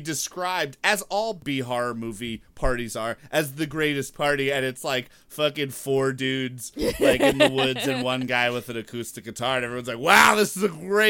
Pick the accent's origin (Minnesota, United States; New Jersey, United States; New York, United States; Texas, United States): New York, United States; Long Island; moved away as an adult; now in Westchester, United States; I live in North Westchester now. For the first time in my entire life, I grew up on Long Island.